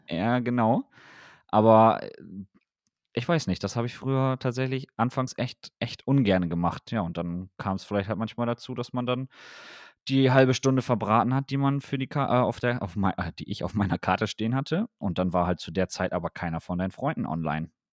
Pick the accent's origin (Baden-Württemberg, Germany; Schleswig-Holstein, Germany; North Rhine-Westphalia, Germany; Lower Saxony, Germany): Lower Saxony, Germany; Wilhelmshaven; ich komme ja aus Wilhelmshaven